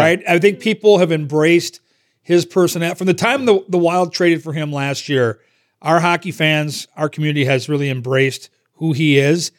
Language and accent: English; Minnesota, United States; born or raised there